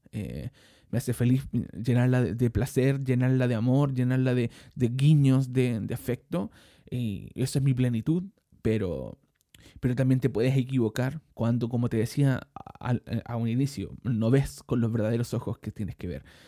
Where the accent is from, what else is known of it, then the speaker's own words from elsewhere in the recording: Chile; also born or lived in Maipú, Santiago; soy chileno, vivo en este momento en Maipú, en la comuna de Maipú, en la ciudad de Santiago